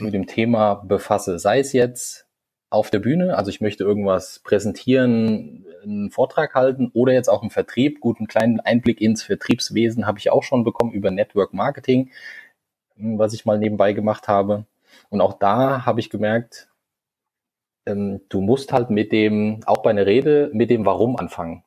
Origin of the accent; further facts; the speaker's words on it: Hesse, Germany; moved away as an adult; now in Hamburg, Germany; Ich komme eigentlich ursprünglich einmal aus Hessen, bin dann vor zwei Jahren naja, jetzt schon ein bisschen mehr als zwei Jahre, jetzt sind es schon über zweieinhalb Jahre nach Hamburg gezogen